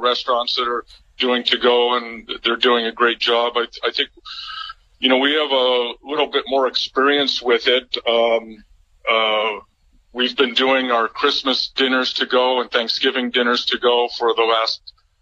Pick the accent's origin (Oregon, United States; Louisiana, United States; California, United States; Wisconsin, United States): Oregon, United States; Salem; moved away as an adult; also born or lived in San Francisco; now in Monterey, United States; I grew up in Salem, Oregon, up in the Willamette Valley. And when I was 19, I moved down to San Francisco.